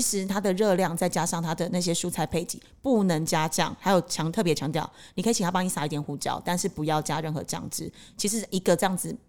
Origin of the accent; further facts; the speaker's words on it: Taiwan; now in Cambodia; 我台湾人